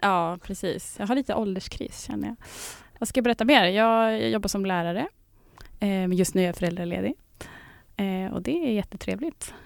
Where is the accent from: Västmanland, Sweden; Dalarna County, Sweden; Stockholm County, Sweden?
Västmanland, Sweden; Västerås; now in Trosa, Sweden; jag kommer från Västerås eh, från början